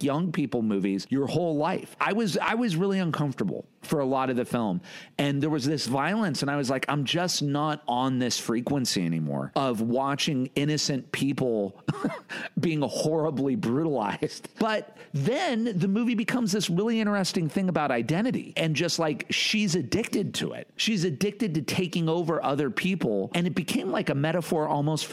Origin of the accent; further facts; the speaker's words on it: United States; I'm American